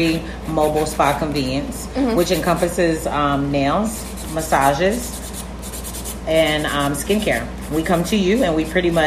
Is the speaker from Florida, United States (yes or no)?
yes; Fort Lauderdale, Florida, United States; I'm from Fort Lauderdale